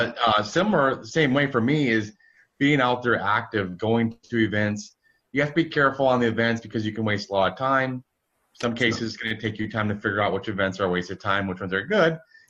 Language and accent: English; Midwest, United States; I grew up in the Midwest.